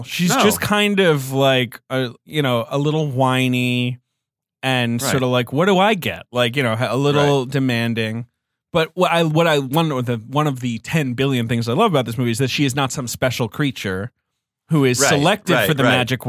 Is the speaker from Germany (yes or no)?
no; England, United Kingdom; No, I grew up in England. I was a high schooler.